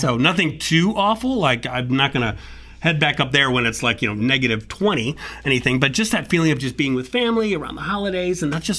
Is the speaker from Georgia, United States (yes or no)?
no; near Chicago, Indiana, United States; moved away as an adult; now in Florida, United States; I grew up right outside Chicago in Indiana, Hoosier.